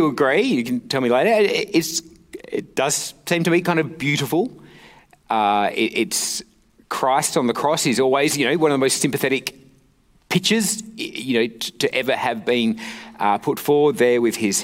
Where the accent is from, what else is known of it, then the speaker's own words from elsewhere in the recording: Perth, Western Australia, Australia; I'm from Perth.